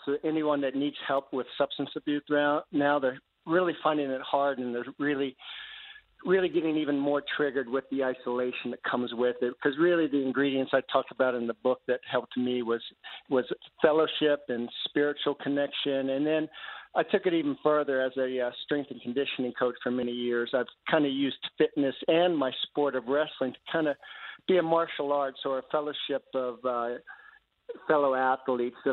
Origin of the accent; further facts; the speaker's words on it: Northern Virginia, United States; I grew up in Northern Virginia